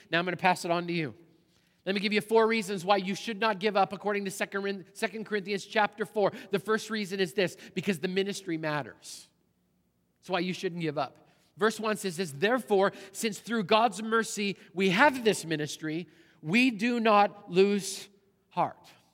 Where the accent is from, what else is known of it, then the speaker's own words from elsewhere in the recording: Canada; moved away; the church I grew up in back in Canada